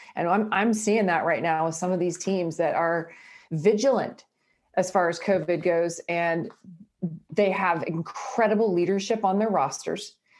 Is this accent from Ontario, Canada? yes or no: yes; Brockville, Ontario, Canada; moved away; My hometown was, uh, called Brockville with twenty-one thousand people.